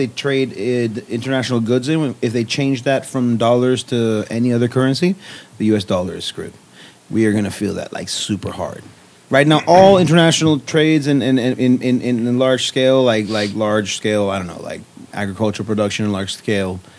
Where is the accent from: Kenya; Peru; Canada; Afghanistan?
Peru; now in United States; I'm from Peru.